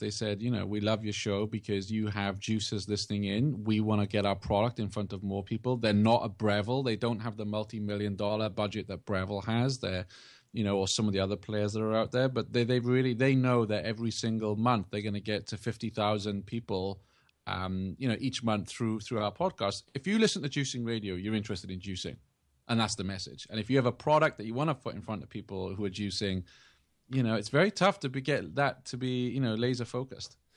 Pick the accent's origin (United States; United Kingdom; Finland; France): United Kingdom; England; moved away; I grew up in England